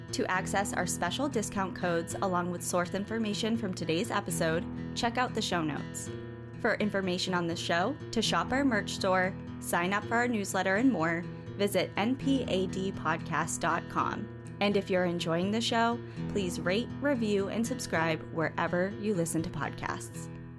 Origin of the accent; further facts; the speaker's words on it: Southern New Hampshire, United States; growing up in New, Southern New Hampshire